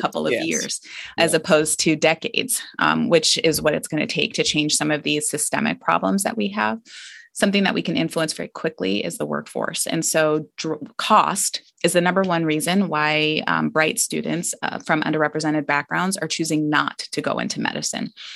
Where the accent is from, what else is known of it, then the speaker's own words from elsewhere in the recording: Scottsdale, Arizona, United States; moved away as an adult; I grew up in Scottsdale, Arizona